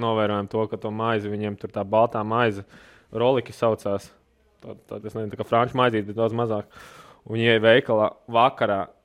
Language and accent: Latvian; Latvia; mums latviešiem ir vienmēr tā gaļa un kartupeļi